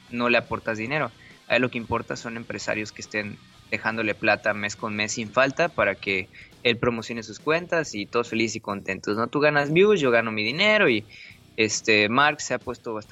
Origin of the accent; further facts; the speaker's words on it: Mexico; todos somos latinos, todos somos mexicanos y no varía mucho la situación porque también es la misma estructura cultural y de costumbres en casi toda la República.